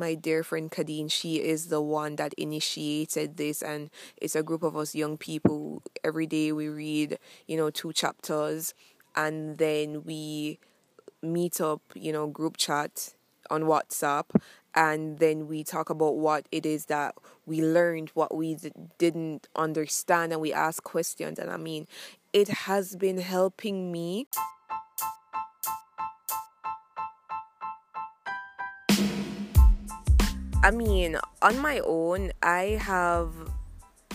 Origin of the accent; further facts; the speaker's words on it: Jamaica; I'm from Jamaica.